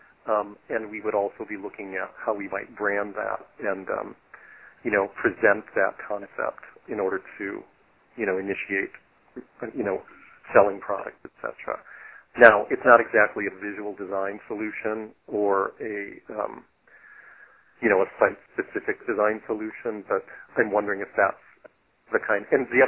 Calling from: Wisconsin, United States; I'm calling from Wisconsin.

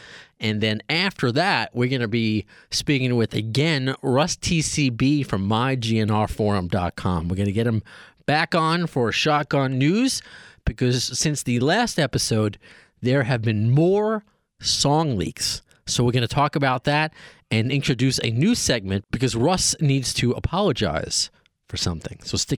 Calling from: New York City, New York, United States; I am calling from Tribeca, New York City.

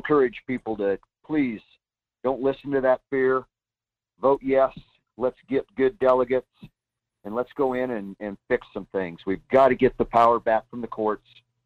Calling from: Soldotna, Alaska, United States; from Soldotna.

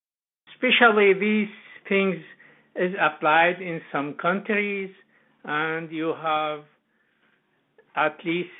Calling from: Calgary, Alberta, Canada; And I'm … from Calgary.

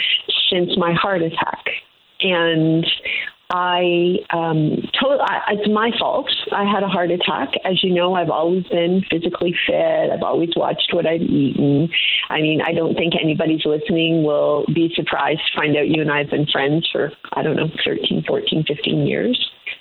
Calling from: Toronto, Ontario, Canada; I am in Toronto, and I can't wait for you to come down and visit

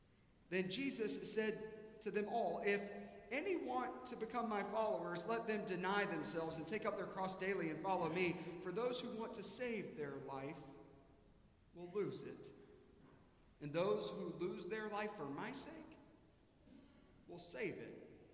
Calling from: Atlanta, Georgia, United States; moved away as an adult; I was visiting here from Atlanta

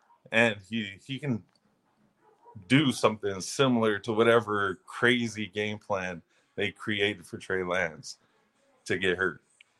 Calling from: Bakersfield, California, United States; It's Bakersfield, California.

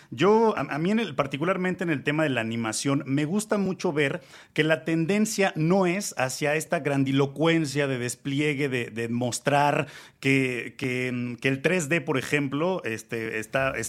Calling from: Mexico City, Mexico; Lo saludo desde la Ciudad de México

